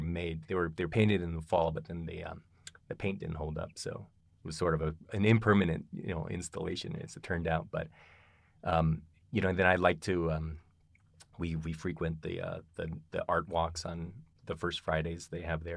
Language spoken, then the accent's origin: English; Kalamazoo, Michigan, United States; moved away as an adult; also born or lived in Philadelphia / Ann Arbor / Tucson; now in Boulder, United States; I was raised in Michigan, in a little town called Kalamazoo.